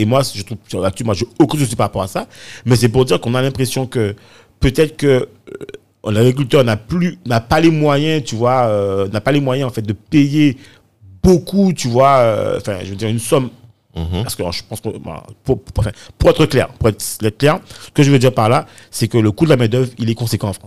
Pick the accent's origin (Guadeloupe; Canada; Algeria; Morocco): Guadeloupe; Morne-à-l'Eau; je suis originaire de Moranalo, pas du, côté de, de ma mère